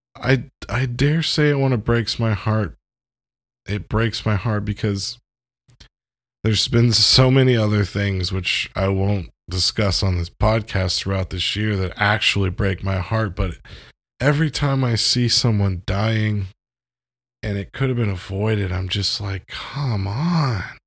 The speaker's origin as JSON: {"language": "English", "country": "United States", "said": "as an American"}